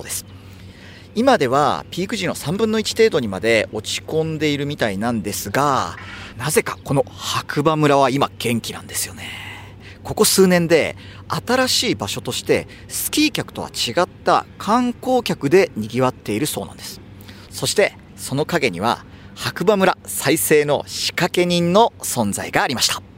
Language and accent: Japanese; Hokkaido, Japan; moved away; もともと北海道育ちなんで